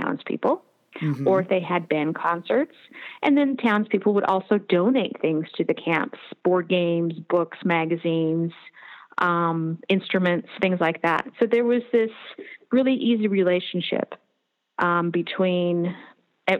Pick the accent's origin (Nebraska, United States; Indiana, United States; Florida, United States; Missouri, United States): Nebraska, United States; Bridgeport; Bridgeport, which is my hometown